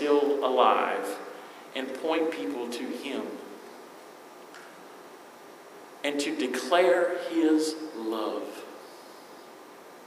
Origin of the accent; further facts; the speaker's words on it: Eastern North Carolina, United States; I am from Eastern North Carolina.